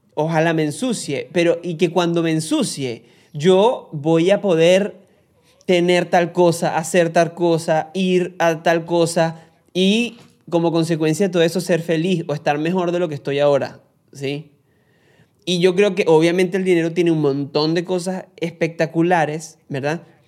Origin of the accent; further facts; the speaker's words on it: Barquisimeto, Lara, Venezuela; yo soy guaro venezolano de la ciudad crepuscular y amo mi patria